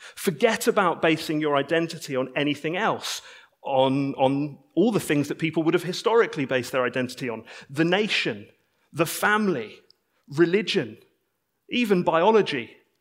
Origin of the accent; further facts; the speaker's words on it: United Kingdom; I'm a British citizen